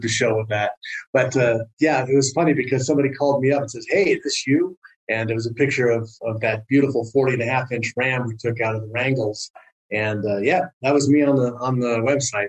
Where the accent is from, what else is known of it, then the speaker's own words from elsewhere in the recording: Southern California, United States; now in Prescott, United States; I grew up in Southern California, and it is not a hunting culture